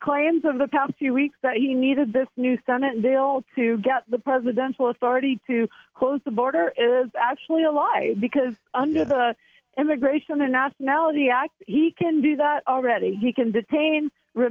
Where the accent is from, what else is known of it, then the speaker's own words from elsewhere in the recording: the South, United States; being a Southerner myself